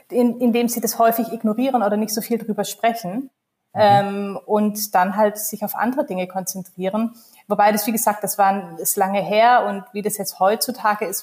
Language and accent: German; Baden-Württemberg, Germany; ich komme ursprünglich aus Baden-Württemberg, Kleinstadt, Großraum Stuttgart, ähm, habe drei Geschwister, das heißt, ich bin in einer Großfamilie ähm, aufgewachsen